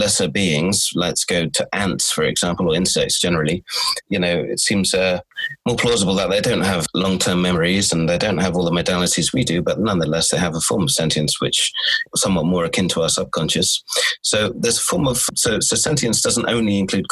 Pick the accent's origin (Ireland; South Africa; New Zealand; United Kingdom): United Kingdom; Cornwall, South West England; also born or lived in Sweden / London / Warwick / Exeter; I was born in Sweden. I was raised in Cornwall, which is southwest Britain.